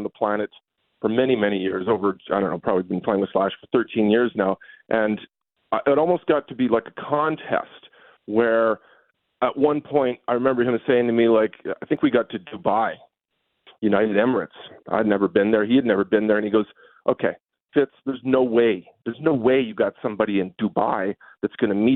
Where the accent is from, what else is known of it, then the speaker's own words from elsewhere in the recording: Winnipeg, Manitoba, Canada; moved away; I'm from Winnipeg, so I'm a cold climate person. And I moved here